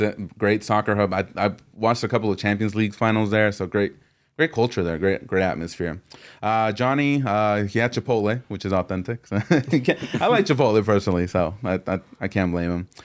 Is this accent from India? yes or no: no; Mexico; I'm from Mexico.